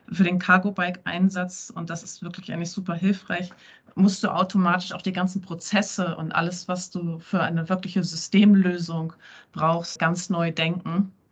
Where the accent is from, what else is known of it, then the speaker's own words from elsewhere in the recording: Bremen, Germany; born there; Da kommt die gebürtige Bremerin raus, ne?